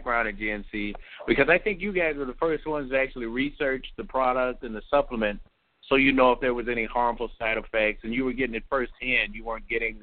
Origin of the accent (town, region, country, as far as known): Chicago, Illinois, United States; born or raised there